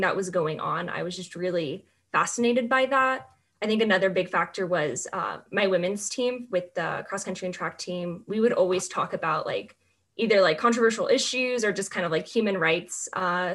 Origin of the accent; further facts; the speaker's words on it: Southern California, United States; moved away as an adult; also born or lived in Pullman, Washington; now in San Francisco, United States; I'm from Southern California